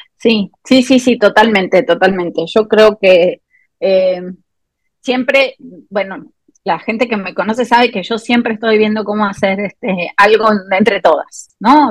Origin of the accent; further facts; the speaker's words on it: Argentina; moved away as an adult; now in Morelia, Mexico; Yo soy argentina de nacimiento y mexicana por adopción. Em, hace 18 años que ya